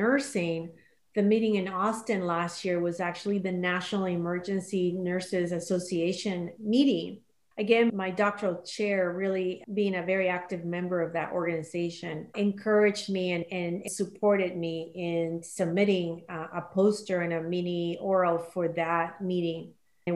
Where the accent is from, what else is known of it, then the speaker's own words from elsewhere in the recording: Panama; moved away; I'm originally from Panama, and I still have family there.